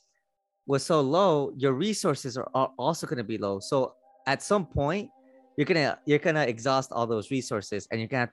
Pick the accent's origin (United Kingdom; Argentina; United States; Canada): United States; Redlands, California; also born or lived in Paris; When we were growing up in Redlands